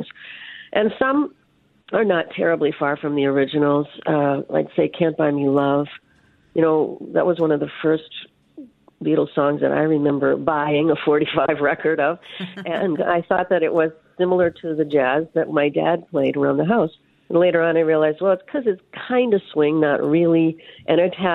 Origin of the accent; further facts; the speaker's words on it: Hibbing, Minnesota, United States; I was born in Hibbing